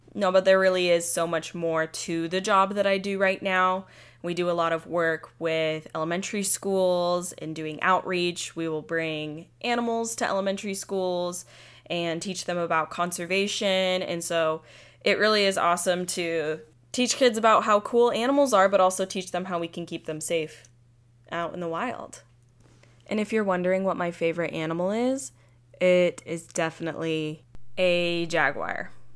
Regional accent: Midway, Utah, United States; I'm from a little town called Midway. It's like forty-five minutes east of Salt Lake City

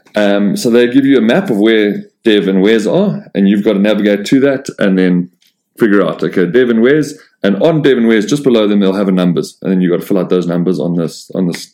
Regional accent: South Africa; being South African

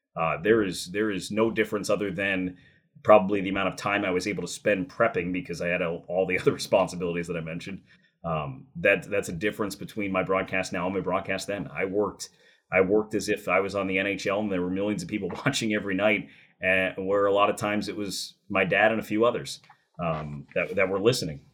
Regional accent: New Jersey, United States; I grew up in New Jersey

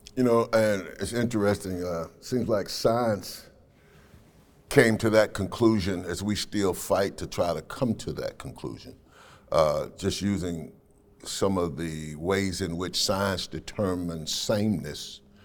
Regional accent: Nashville, Tennessee, United States; I was raised in Cheatham Housing Project over in North Nashville

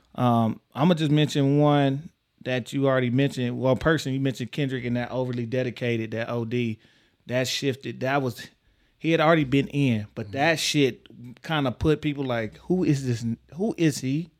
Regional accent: Texas, United States; I'm from Texas

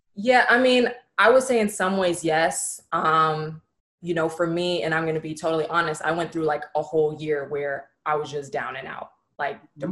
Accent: San Francisco, California, United States; moved away as an adult; also born or lived in Los Angeles, California; I'm originally from San Francisco, California

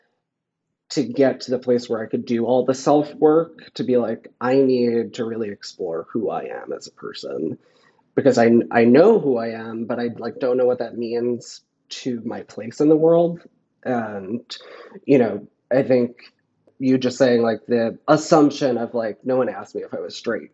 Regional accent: Flushing, Queens / Long Island, New York, United States; I grew up in Flushing, but I moved to Long Island

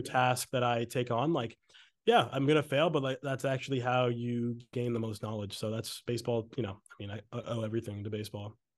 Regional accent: Exeter, New Hampshire, United States; moved away as an adult; also born or lived in Maine; now in Los Angeles, United States; I'm from Exeter, New Hampshire. I went to Exeter High School

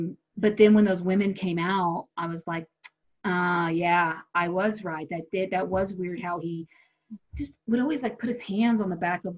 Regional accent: United States; I don't even want to travel overseas and tell people I'm an American.

